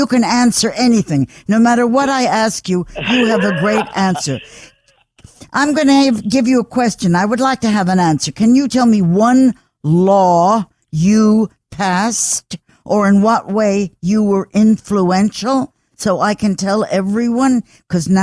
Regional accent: New York City, New York, United States; I was born in New York. I was educated in New York. I have always lived in New York

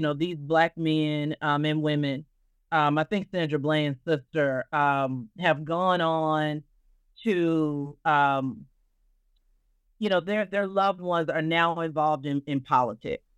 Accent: Arkansas, United States; I am a Southerner. I'm from Arkansas.

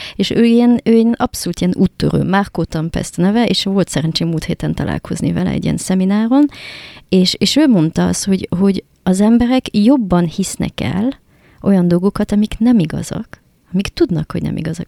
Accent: France; Hungarian is a second language; now in Hungary; francia vagyok

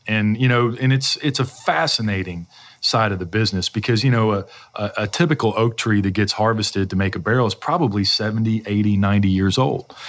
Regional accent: Louisville, Kentucky, United States; I grew up in this area. You know, I was born in Louisville

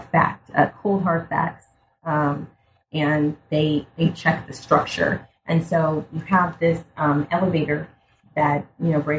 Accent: United States; I'm African American, right. but I'm a black person living in America.

